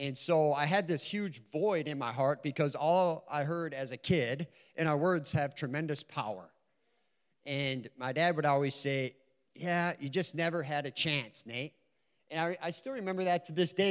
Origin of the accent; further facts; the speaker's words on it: Stacy, Minnesota, United States; also born or lived in Sartell, Minnesota; now in St. Cloud, United States; I'm from Sartell or St. Cloud. I've lived there for 11 years now. I grew up in Stacy, Minnesota.